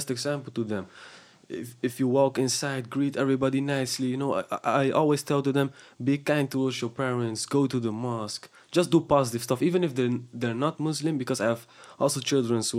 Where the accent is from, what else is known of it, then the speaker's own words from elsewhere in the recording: Houtwijk, South Holland, Netherlands; I grew up in Houtwijk